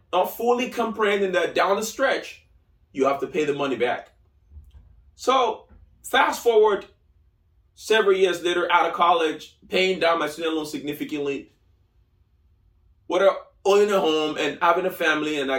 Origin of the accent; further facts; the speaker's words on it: Lagos, Nigeria; moved away as an adult; now in United States; I grew up in Nigeria. I was born in Lagos, Nigeria. So I moved out here in late 2008, early 2009